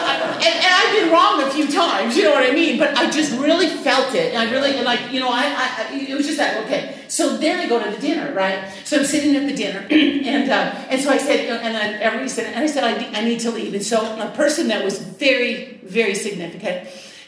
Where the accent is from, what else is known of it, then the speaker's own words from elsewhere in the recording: United States; I'm from Washington